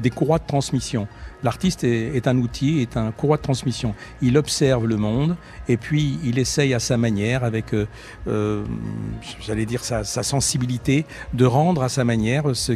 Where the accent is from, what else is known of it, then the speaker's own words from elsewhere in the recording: France; J'étais en France, je vis en France, je suis français et je veux qu'on me considère comme, avant tout comme un Français.